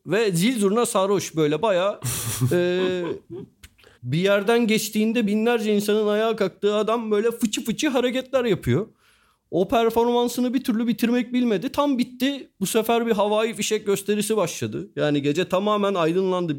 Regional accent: Turkey; biz Türküz ve Müslümanız

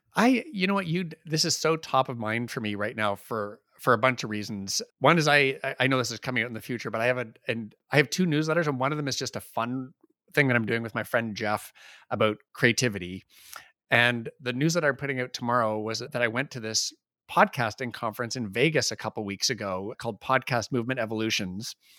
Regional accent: Canada; we're Canadian

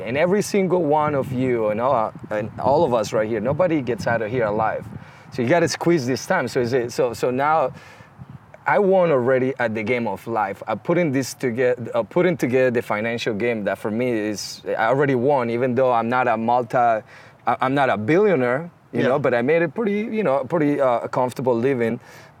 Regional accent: Colombia; moved away; Yeah, so you know, I moved here from Colombia.

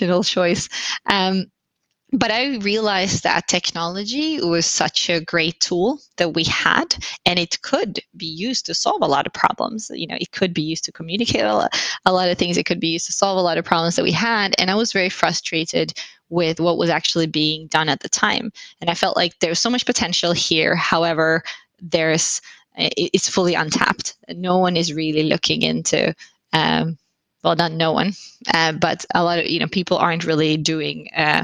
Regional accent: Finland; also born or lived in London / Silicon Valley / Berlin; now in Sweden; I'm originally from Finland, but I've lived abroad most of my life.

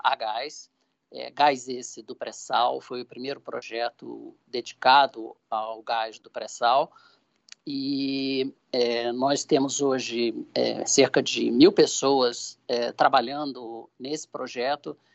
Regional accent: Brazil; Eu, como brasileiro e presidente da Shell Brasil

